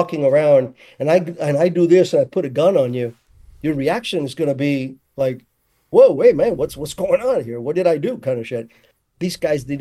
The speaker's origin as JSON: {"language": "English", "country": "Cuba", "tie": "born or raised there", "moved": "yes", "lives_now": "United States", "said": "I'm American 100%, but I'd never forget my roots because that's, you know, that's where I was born."}